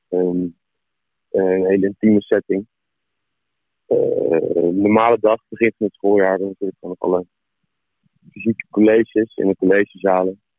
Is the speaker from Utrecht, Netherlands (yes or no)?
yes; Amersfoort, Utrecht, Netherlands; ik kom van Amersfoort.